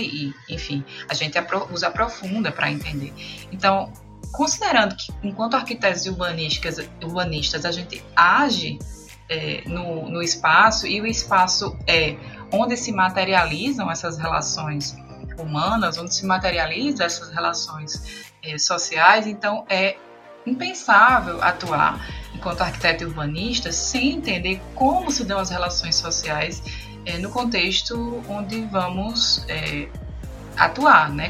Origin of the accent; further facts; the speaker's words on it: Brazil; enquanto brasileiro